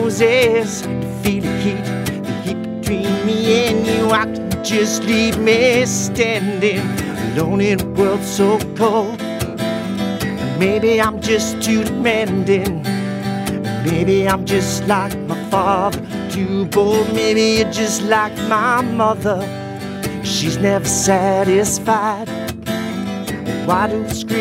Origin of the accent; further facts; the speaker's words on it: Australia; our beautiful Australia